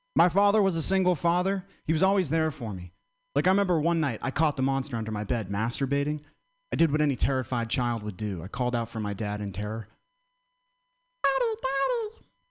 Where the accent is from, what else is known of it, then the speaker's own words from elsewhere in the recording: Vermont, United States; I'm from Vermont very white state